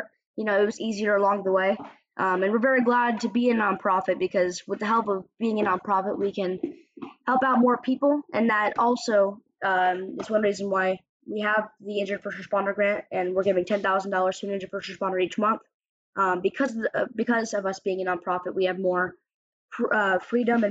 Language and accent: English; Altamonte Springs, Florida, United States; my hometown of Orlando, or Altamont Springs to be exact